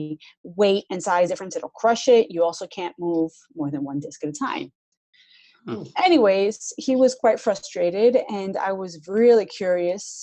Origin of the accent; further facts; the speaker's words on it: Athens, Attica, Greece; I'm from Athens, so we don't really see snow.